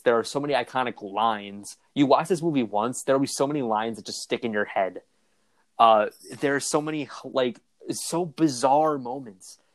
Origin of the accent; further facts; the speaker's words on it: near Chicago, Illinois, United States; I grew up near Chicago